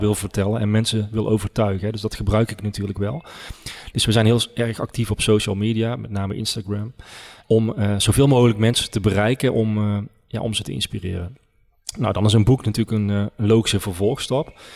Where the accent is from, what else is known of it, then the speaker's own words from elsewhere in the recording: Oisterwijk, North Brabant, Netherlands; ik ben geboren en getogen in Oosterwijk